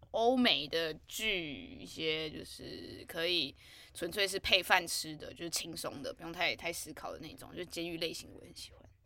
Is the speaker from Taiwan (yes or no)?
yes; New Taipei, Taiwan; 我是新北人